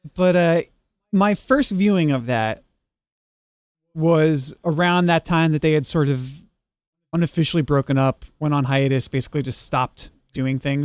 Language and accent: English; Long Island, New York, United States; moved away as an adult; also born or lived in Texas; now in New York, United States; lots of, lots of Catholics in, in my hometown